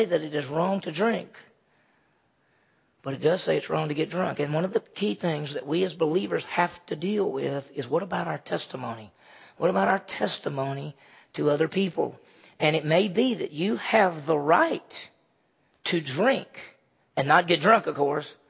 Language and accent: English; Mississippi, United States; moved away; I grew up in Mississippi.